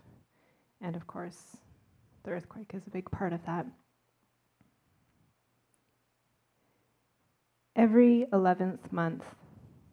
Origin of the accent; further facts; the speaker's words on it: Vancouver, British Columbia, Canada; I'm from Vancouver